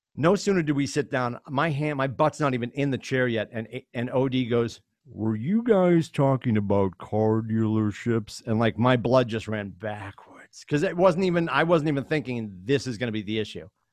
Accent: Chelmsford, Massachusetts, United States; I grew up in Chelmsford, Mass.

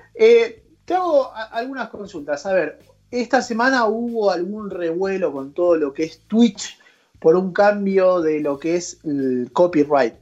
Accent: Argentina; nosotros como argentinos

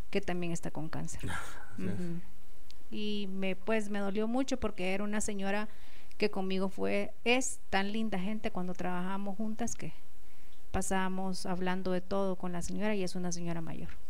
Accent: Guatemala; Ay, había un calor horrible en mi país. Ya extrañaba ese calorcito

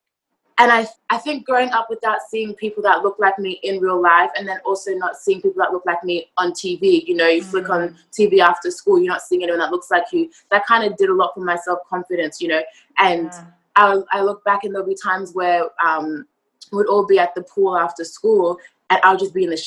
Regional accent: Australia; also born or lived in Zimbabwe; now in New York, United States; I was born in Zimbabwe. Then I moved over to Australia when I was about 3 or 4

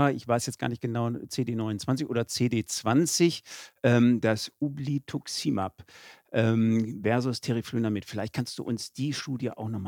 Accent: Cologne, North Rhine-Westphalia, Germany; ich komme aus Köln

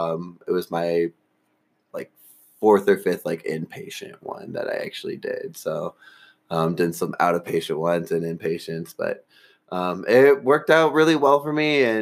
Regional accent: Southfield, Michigan, United States; moved away as an adult; now in Colorado, United States; I moved from Detroit. So Detroit, Michigan, my hometown. I love it. I guess I should say Southfield. I'm not really from Detroit. I'm in the burbs.

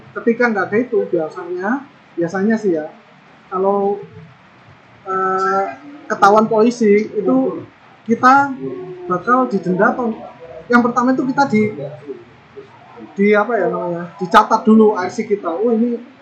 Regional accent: Indonesia; moved away as an adult; also born or lived in Taiwan; hanya saya sendiri dari Indonesia

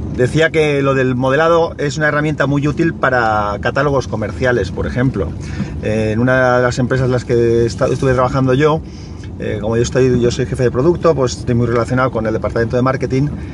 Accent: Valencia, Valencian Community, Spain; aquí a Valencia. Entonces, nada, que lo pases muy bien en mi ciudad

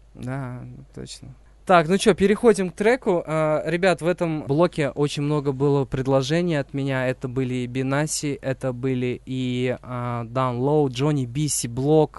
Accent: Uzbekistan; now in Kazakhstan; я родился в Узбекистане

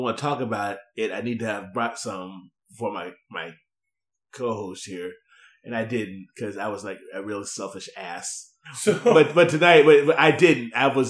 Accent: Ohio, United States; Yeah, I know, but I'm from Ohio.

